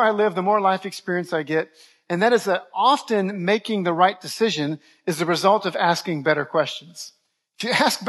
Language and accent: English; New Orleans, Louisiana, United States; moved away as an adult; also born or lived in Dallas-Fort Worth, Texas; I'm from New Orleans originally, but I went to Bible college in the Dallas-Fort Worth area